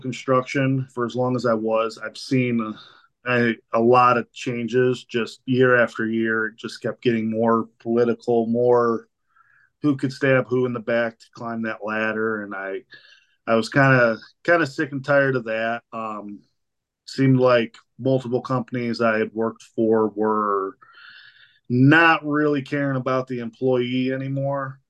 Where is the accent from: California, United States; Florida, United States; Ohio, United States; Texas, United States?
Ohio, United States; Spencer; I am from Spencer, Ohio, here uh, uh in southern Medina County